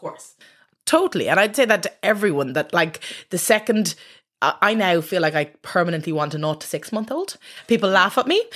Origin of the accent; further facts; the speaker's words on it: Dublin, Leinster, Ireland; I'm from Dublin